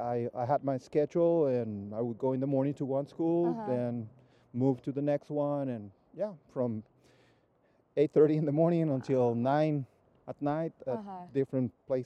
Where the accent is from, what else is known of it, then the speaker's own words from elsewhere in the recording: Baja California, Mexico; moved away as an adult; also born or lived in Mexico City, Mexico; now in Weimar, United States; Well, I was born in Mexico City, and my family moved when I was 7 years old to Baja California, and I spent the better part of my life there. Actually, everything I've done was in Baja